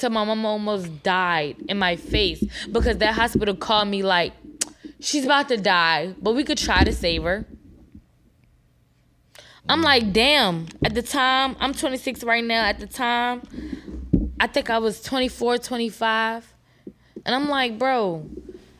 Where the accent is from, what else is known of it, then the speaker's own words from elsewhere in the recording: New York, United States; moved away; I'm from New York. My whole family drove down here in the same day